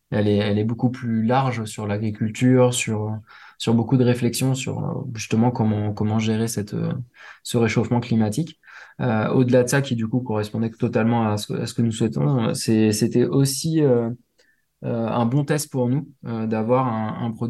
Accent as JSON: {"language": "French", "region": "Réunion", "country": "France", "said": "Alors, il y en a chez moi à La Réunion, pour ceux qui écouteront La Réunion."}